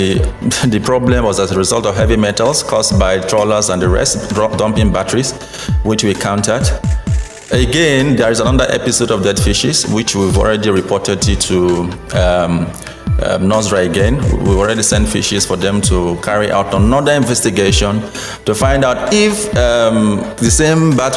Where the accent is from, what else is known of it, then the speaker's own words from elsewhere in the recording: Minimbie, Akassa Kingdom, Bayelsa, Nigeria; I am from Minimbie in Akasa Kingdom.